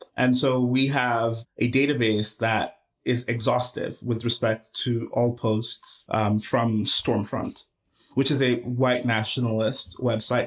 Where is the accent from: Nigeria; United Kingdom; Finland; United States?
Nigeria; moved away; I was born and raised in Nigeria